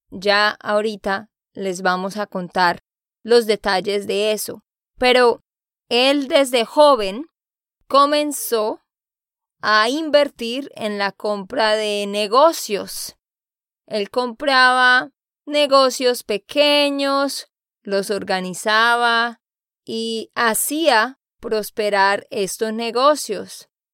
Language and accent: Spanish; Santander, Colombia; de Santander, Colombia